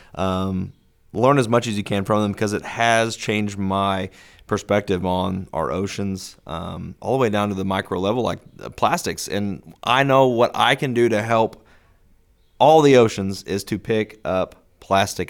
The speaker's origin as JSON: {"language": "English", "region": "the Ozarks", "country": "United States", "tie": "born or raised there", "said": "growing up in the Ozarks"}